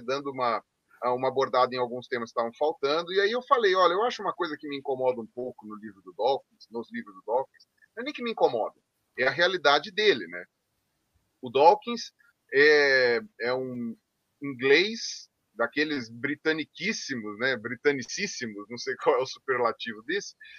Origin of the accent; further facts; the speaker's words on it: Brazil; como brasileiros